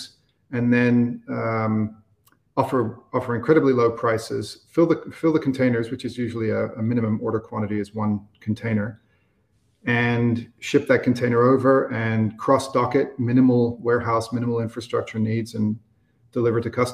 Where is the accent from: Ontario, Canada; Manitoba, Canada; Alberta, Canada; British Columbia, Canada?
Alberta, Canada; Edmonton; also born or lived in London, England; I was born in England, in London, and emigrated to Edmonton, Alberta, Canada, Western Canada, when I was 6 years old with my family